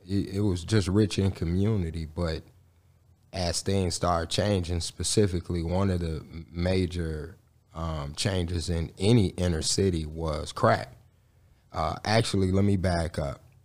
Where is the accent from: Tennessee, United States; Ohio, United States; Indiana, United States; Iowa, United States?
Indiana, United States; Gary; I was born and raised in Gary, Indiana.